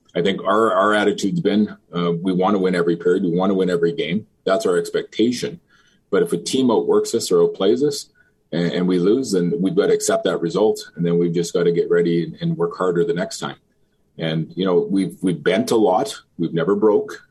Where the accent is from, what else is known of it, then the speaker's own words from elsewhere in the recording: Fort Saskatchewan, Alberta, Canada; I grew up in Fort Saskatchewan. Uh, played my minor hockey here